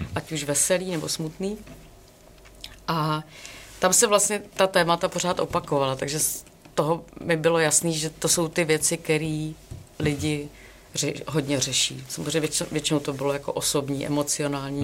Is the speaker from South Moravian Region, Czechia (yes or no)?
yes; Brno, South Moravian Region, Czechia; já jsem z Brna